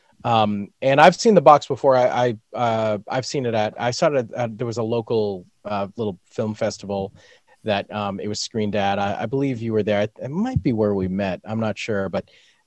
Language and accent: English; New England, United States; living in New England, growing up in New England.